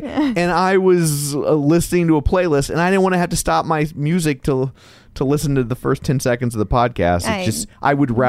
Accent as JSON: {"language": "English", "town": "St. Louis", "region": "Missouri", "country": "United States", "said": "We're from St. Louis."}